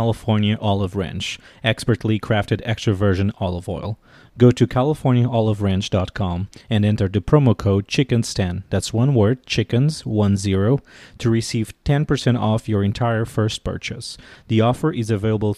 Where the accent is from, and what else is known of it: Portugal; moved away as an adult; now in Washington, D.C., United States